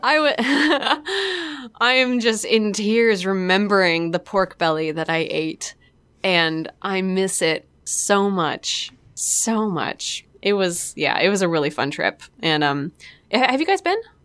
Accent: Port Townsend, Washington, United States; the theater in my hometown, Port Townsend

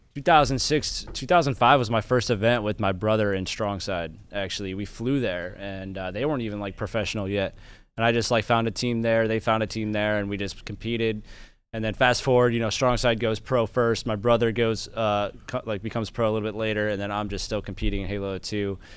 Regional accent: Florence, Kentucky, United States; I grew up in a, a town, like, Florence, Kentucky. It's about twenty miles south of Cincinnati, Ohio

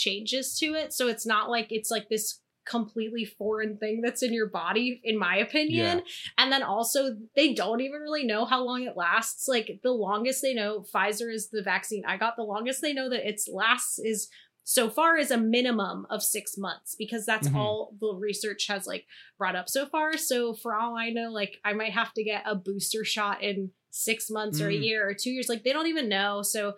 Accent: Ohio, United States; now in Los Angeles, United States; I'm from Ohio and my family lives in Pittsburgh

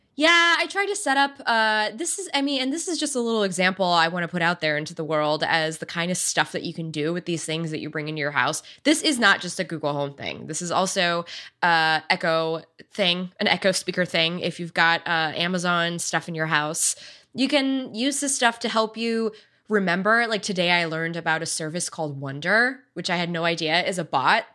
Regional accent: United States; I'm American born

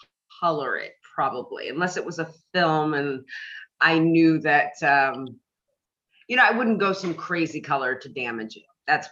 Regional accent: Washington, District of Columbia, United States; now in Los Angeles, United States; Well, I'm originally from DC, but I've been living in LA for a number of years.

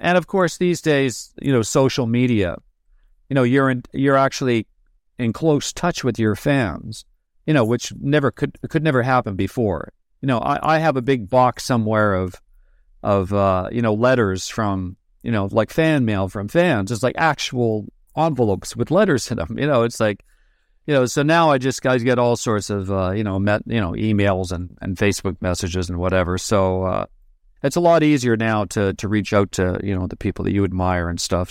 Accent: New Westminster, British Columbia, Canada; also born or lived in Glasgow, Scotland; we moved to New Westminster and, and B C, just a little town outside of Vancouver

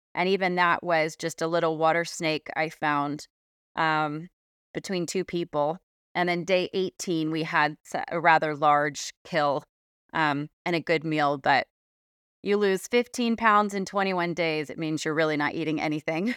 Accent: South Orange County, California, United States; moved away; I grew up in South Orange County in California.

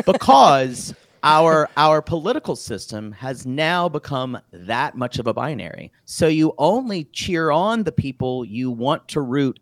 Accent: South Carolina, United States; I'm from South Carolina

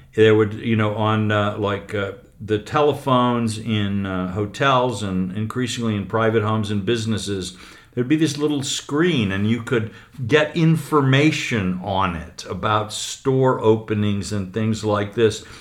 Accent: United States; an American newspaper columnist

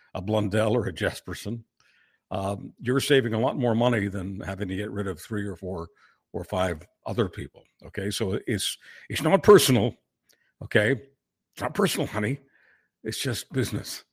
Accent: Canada; as a Canadian

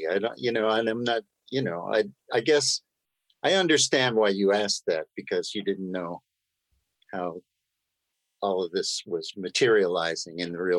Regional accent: New York City, New York, United States; moved away as an adult; also born or lived in Washington, D.C. / Southern California; I'm an East Coast boy. I grew up in Forest Hills, Queens.

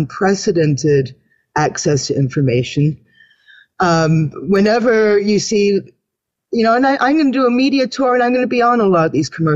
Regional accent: Canada; I'm a Canadian woman.

